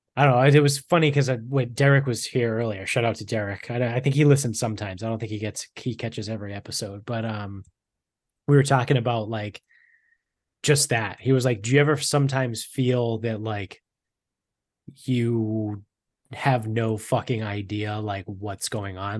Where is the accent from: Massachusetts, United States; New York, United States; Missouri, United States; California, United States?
Massachusetts, United States; Medford; where we grew up in Medford